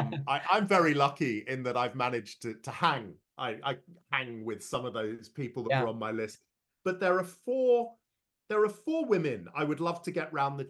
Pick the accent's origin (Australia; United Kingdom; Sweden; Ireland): United Kingdom; London; I was born and raised in London, but there's absolutely no doubt about it, given I've lived here for over three decades in the middle of the UK.